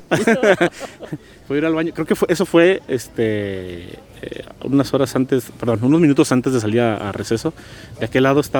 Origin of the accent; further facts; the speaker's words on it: Guadalajara, Jalisco, Mexico; yo nací este, en la ciudad de Guadalajara, Jalisco. Soy tapatío. En ocasiones también digo que soy de la ciudad de Tepatilán por mis raíces que tengo alteñas, eh, por medio de mi padre.